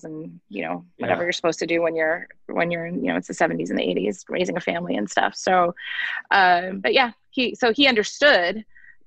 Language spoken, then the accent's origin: English; near Philadelphia / south of Allentown, Pennsylvania, United States; moved away as an adult; now in Baltimore, United States; I grew up near Philly, so Philly wasn't far enough away for me, quite frankly. And neither was New York, because Allentown's pretty close to New York as well.